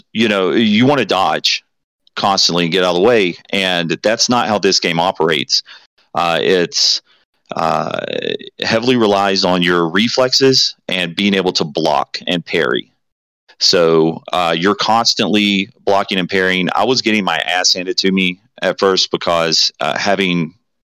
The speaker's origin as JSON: {"language": "English", "region": "the South", "country": "United States", "said": "I'm from the South"}